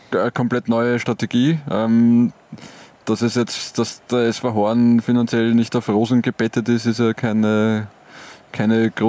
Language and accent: German; Colombia; German is a second language; vielleicht hat, hatten wir als Kolumbianer hatten wir wahrscheinlich gar nicht so viel lange Hosen.